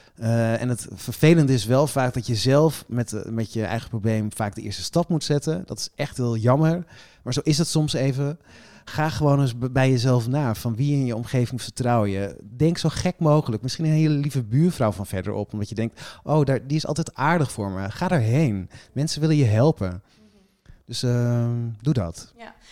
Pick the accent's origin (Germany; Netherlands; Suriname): Netherlands; Friesland; now in Amsterdam, Netherlands; ik woon in Amsterdam, ik ben geboren in Friesland